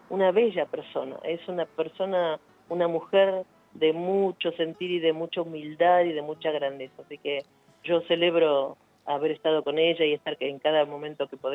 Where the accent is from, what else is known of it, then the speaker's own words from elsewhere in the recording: La Plata, Buenos Aires Province, Argentina; soy más platense